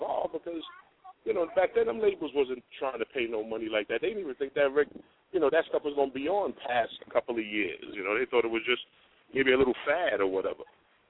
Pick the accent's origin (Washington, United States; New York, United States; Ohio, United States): New York, United States; I was from New York